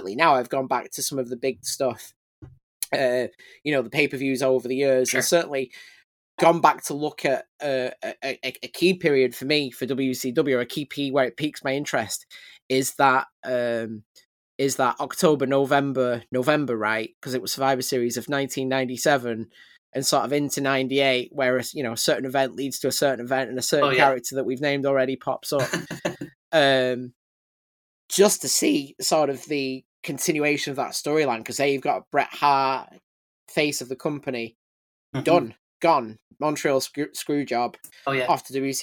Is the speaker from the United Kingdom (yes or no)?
yes; United Kingdom